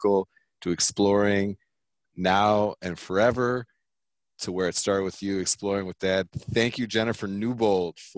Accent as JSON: {"language": "English", "town": "Vista", "region": "California", "country": "United States", "tie": "born or raised there", "also_born_or_lived": "Pasadena", "said": "I was born in Pasadena, and I graduated high school from Vista High School in North County, San Diego."}